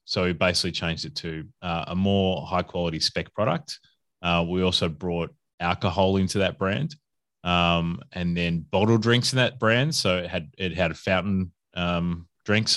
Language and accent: English; Adelaide, South Australia, Australia; moved away as an adult; also born or lived in Perth / Brisbane; now in Melbourne, Australia; I'm originally from Adelaide or South Australia